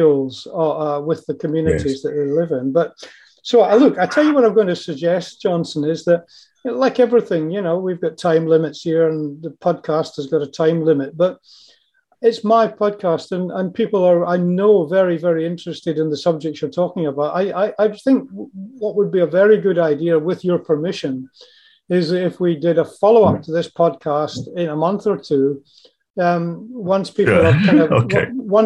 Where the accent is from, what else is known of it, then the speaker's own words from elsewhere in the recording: Scotland, United Kingdom; moved away; my home country of Scotland